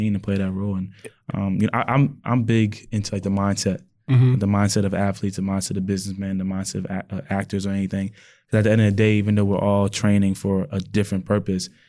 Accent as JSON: {"language": "English", "town": "Whitehall", "region": "Pennsylvania", "country": "United States", "said": "And I'm from Whitehall."}